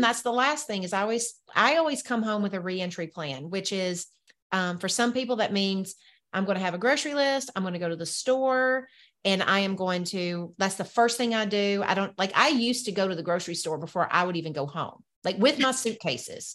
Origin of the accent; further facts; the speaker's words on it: the South, Southern United States, United States; accent: Southern; my Southern accent